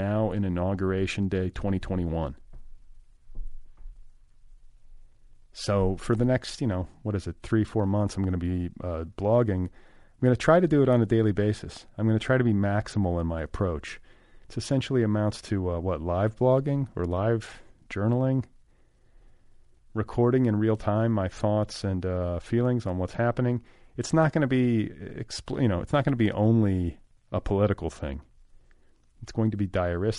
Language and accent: English; Midwest, United States; my childhood in the Midwest